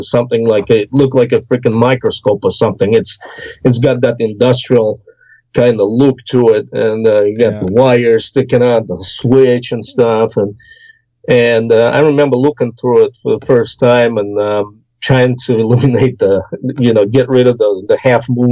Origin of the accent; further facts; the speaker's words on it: Orenburg, Orenburg Oblast, Russia; moved away; I grew up in the Urals. In the south foothills of southern Urals, in the city of Orenburg